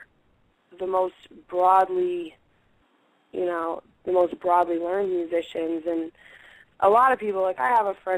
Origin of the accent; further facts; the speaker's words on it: Boston, Massachusetts, United States; I grew up in Boston, in a part of Boston called Dorchester, in a part of Dorchester called Upham's Corner